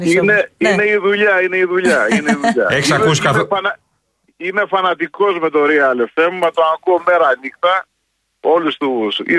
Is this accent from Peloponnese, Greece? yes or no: yes; Tripoli, Peloponnese, Greece; now in Munich, Germany; Εγώ είμαι από την Τρίπολη.